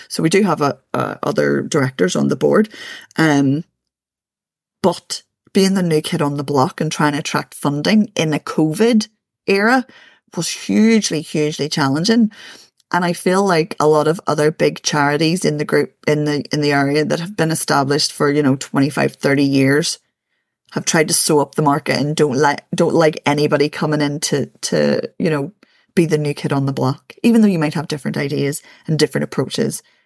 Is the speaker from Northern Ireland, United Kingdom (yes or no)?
yes; Belfast, Northern Ireland, United Kingdom; born and raised in East Belfast